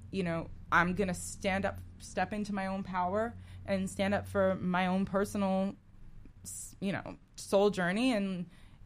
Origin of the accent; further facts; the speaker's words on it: Newark, New Jersey, United States; moved away; also born or lived in Upper West Side, New York / Los Angeles; Originally, I was born in Newark, New Jersey